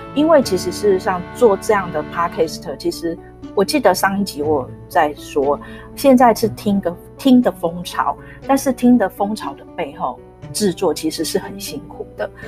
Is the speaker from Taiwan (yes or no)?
yes; Taipei, Taiwan; 其实我自己是成长在大稻城